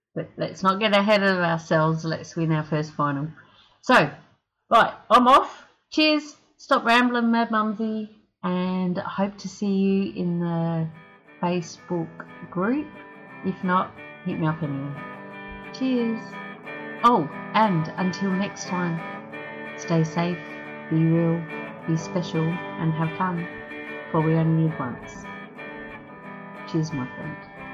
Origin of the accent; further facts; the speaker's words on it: South Australia, Australia; now in Mackay, Australia; I'm from South Australia and you know I was born like